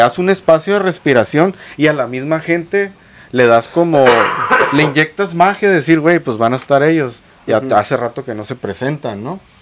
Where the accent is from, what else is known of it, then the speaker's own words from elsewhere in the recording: Mexico; soy orgullosamente mexicano